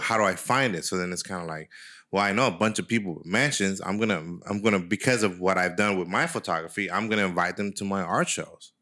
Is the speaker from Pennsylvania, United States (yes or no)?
no; San Francisco, California, United States; growing up in San Francisco